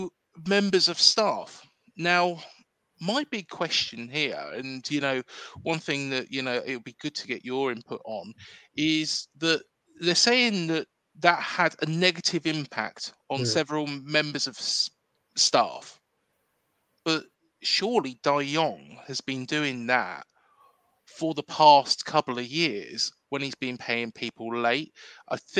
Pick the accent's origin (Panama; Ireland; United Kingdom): United Kingdom; Reading, South East England; moved away as an adult; now in Bournemouth, United Kingdom; I was born and bred in Reading, moved down into Bournemouth in 2008.